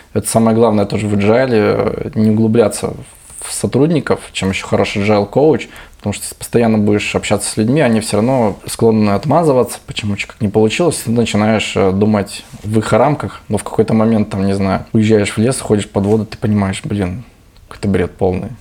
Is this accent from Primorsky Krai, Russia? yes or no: yes; Vladivostok, Primorsky Krai, Russia; это какой-то наш менталитет Владивостока